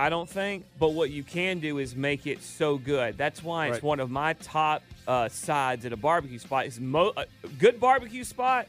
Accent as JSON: {"language": "English", "region": "the South", "country": "United States", "tie": "born or raised there", "said": "I've eaten my share growing up in the South"}